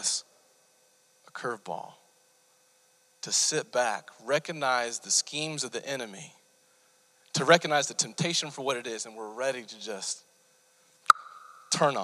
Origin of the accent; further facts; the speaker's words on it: Bartlesville, Oklahoma, United States; I grew up in Bartlesville, just north of Tulsa